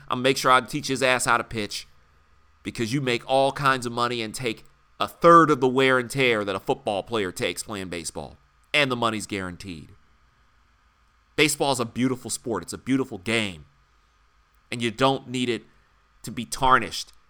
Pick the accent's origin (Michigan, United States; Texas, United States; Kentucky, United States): Michigan, United States; Detroit; growing up in Detroit